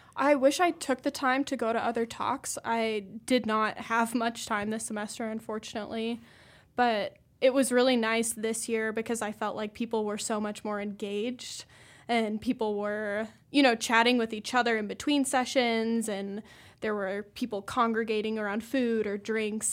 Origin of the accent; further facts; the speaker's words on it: Colorado, United States; moved away as an adult; also born or lived in Nebraska / Idaho; now in Missoula, United States; I'm from Colorado originally, went to Nebraska